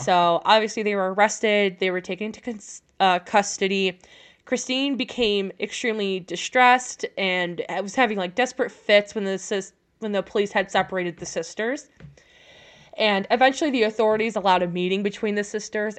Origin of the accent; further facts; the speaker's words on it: France; like me, from France.